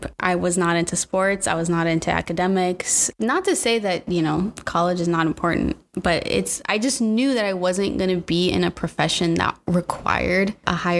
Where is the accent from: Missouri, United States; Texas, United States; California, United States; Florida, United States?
California, United States; Temecula; moved away as an adult; also born or lived in Los Angeles; we moved to LA from Temecula. It's not too far out of LA, actually.